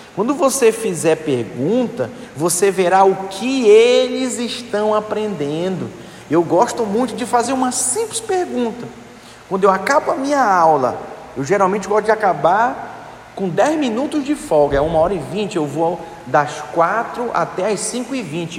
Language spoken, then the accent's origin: Portuguese; Manaus, Amazonas, Brazil; Eu sou de Manaus, Amazonas. Aí lá eles falam assim: deixa o bichinho